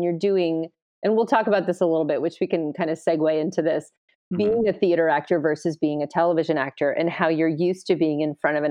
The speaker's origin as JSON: {"language": "English", "region": "California", "country": "United States", "tie": "born or raised there", "also_born_or_lived": "New York", "said": "I'm born and raised in California"}